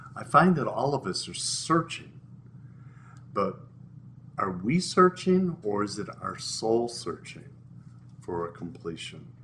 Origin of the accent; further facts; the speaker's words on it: Midwest, United States; I grew up in the Midwest.